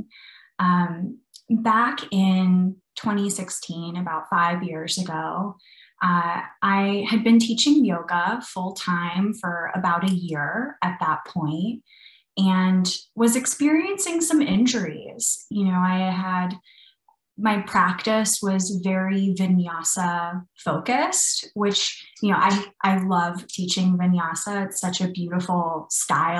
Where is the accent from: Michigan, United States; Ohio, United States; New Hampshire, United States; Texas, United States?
Texas, United States; Brownsville; moved away as an adult; also born or lived in London, United Kingdom; now in Austin, United States; I grew up in a small town called Brownsville in South Texas on the border of Mexico